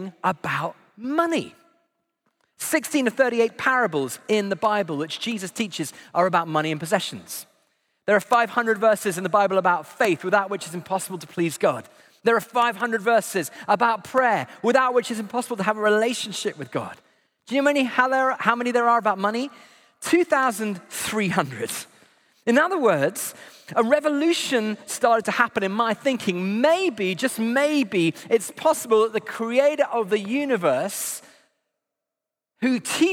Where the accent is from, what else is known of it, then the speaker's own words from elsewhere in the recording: United Kingdom; I'm British